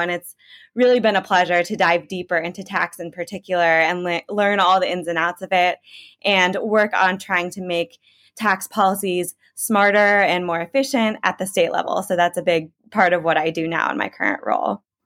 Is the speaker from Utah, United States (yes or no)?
no; Illinois, United States; moved away; I'm from Illinois originally, grew up there